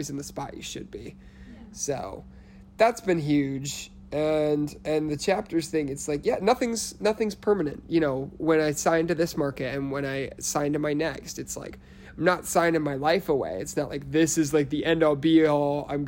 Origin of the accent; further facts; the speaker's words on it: Illinois, United States; I was born and raised outside Chicago.